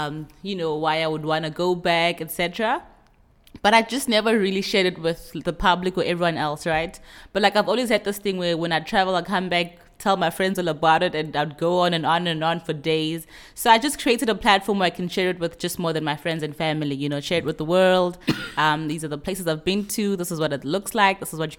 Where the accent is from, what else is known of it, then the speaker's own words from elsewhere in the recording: Venda, Limpopo, South Africa; I remember even growing up in Venda, I mean, we'd eat some very traditional foods and it would just drink water after your meal.